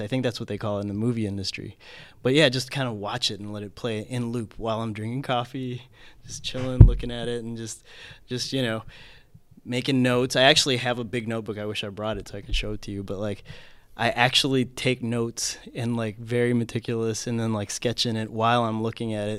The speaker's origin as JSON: {"language": "English", "country": "Philippines", "tie": "born or raised there", "said": "I grew up in the Philippines"}